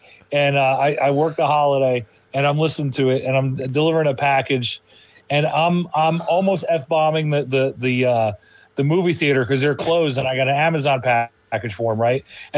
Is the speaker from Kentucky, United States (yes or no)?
no; New Jersey, United States; where I grew up, I could have swam to New York City from where I grew up in Jersey.